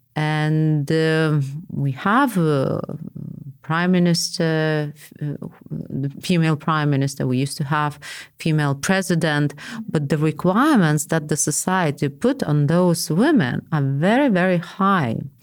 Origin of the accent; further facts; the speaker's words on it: Vilnius, Vilnius County, Lithuania; I was from Vilnius.